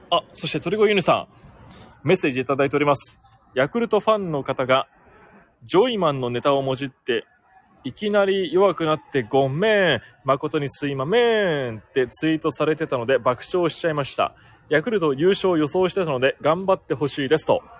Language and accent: Japanese; Chiba, Japan; 千葉生まれ、千葉育ちです。